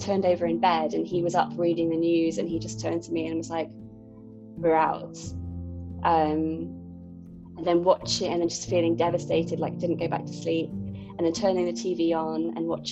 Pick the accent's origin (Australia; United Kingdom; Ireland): United Kingdom; Bristol, South West England; moved away as an adult; also born or lived in Cornwall / London; now in near Paris, France; I'm from England, I'm from a city called Bristol.